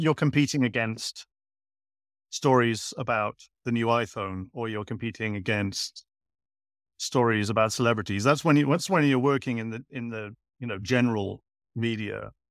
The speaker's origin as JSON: {"language": "English", "town": "Cardiff", "region": "Wales", "country": "United Kingdom", "tie": "born or raised there", "also_born_or_lived": "Edinburgh / Asia", "moved": "as an adult", "said": "I was born in Edinburgh, grew up in Cardiff. I spent most of my adult life overseas."}